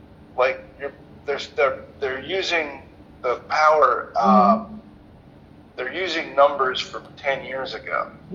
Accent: Atlanta, Georgia, United States; So I've been looking at the census for my hometown.

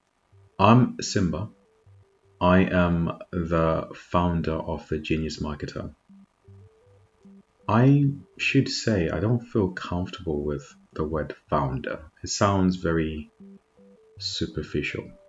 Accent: Zimbabwe; now in United Kingdom; I'm actually born and raised in Zimbabwe

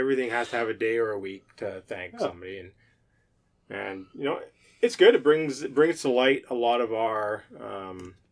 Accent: British Columbia, Canada; We are horrible British Columbians

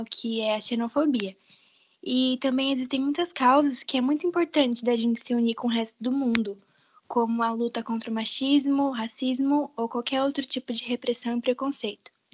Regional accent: Brazil; eu sou brasileira

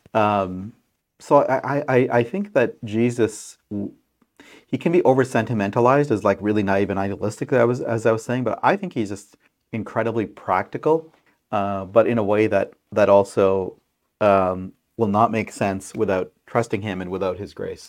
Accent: Pakistan; moved away; my country, home country of Pakistan

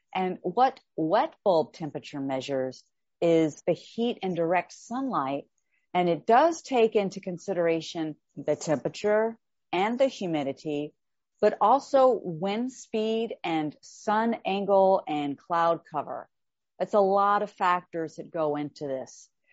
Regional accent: Texas, United States; I am from the South here in the United States

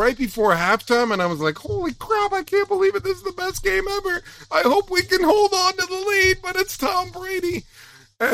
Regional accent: Strathroy, Ontario, Canada; also born or lived in Owen Sound; growing up in Strathroy, we would get Detroit TV stations

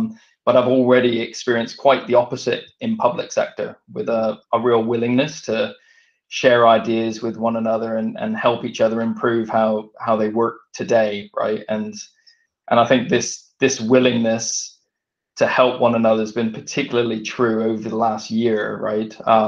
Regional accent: Vancouver, British Columbia, Canada; now in United Kingdom; So I grew up in Vancouver in Canada and came over to the UK in 1996. Both my parents are English.

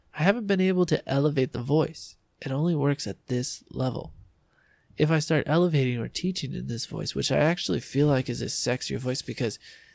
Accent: San Diego, California, United States; accent: drawl; we're just San Diegans.

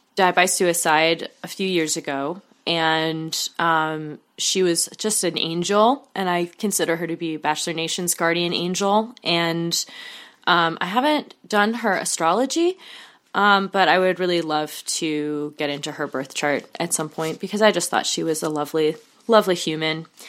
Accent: Oregon, United States; Oregon, um, my home state, and my home away from home state

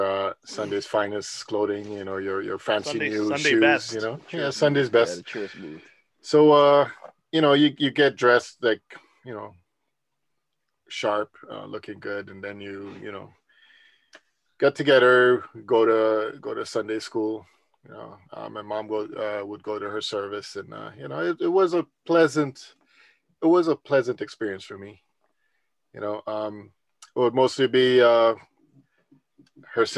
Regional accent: Netherlands; moved away; growing up in the Netherlands

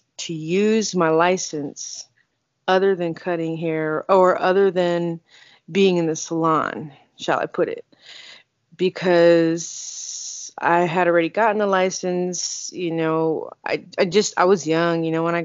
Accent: Houston, Texas, United States; moved away as an adult; also born or lived in California; I'm from Houston, and I am a barber

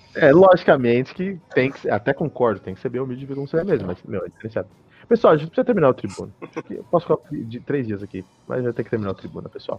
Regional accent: Brazil; also born or lived in United States; Eu sou do Brasil

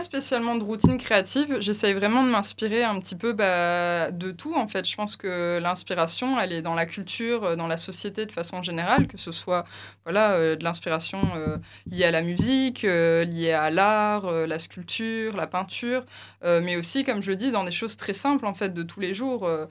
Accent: Tournai, Wallonia, Belgium; also born or lived in Lille; je suis originaire de Tournai.

